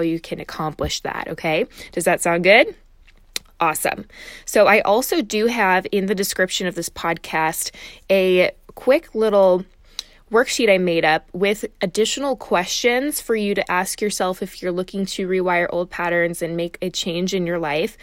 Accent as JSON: {"language": "English", "town": "Chicago", "region": "Illinois", "country": "United States", "said": "I'm from Chicago"}